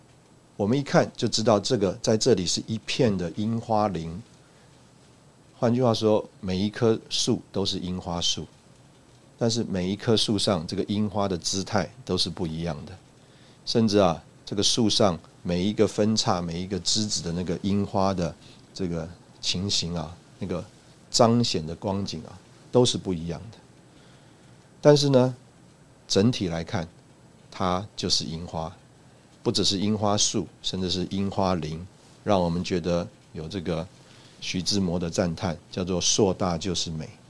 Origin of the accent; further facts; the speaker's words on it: China; 就说啊，我们中国人呢，呃，这个最看重的或者最最愿意花钱的啊，就是啊吃啊